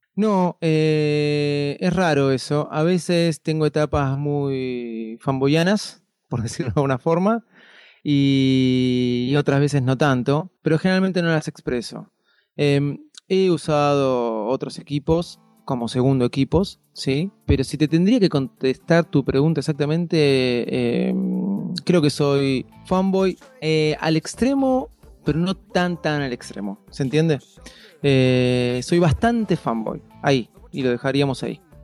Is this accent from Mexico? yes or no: no; Argentina; como todo argentino, este, muy admirador del fútbol